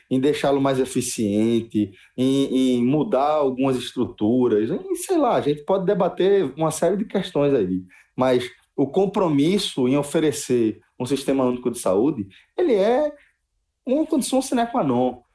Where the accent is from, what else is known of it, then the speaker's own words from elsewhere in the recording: Brazil; a gente como brasileiro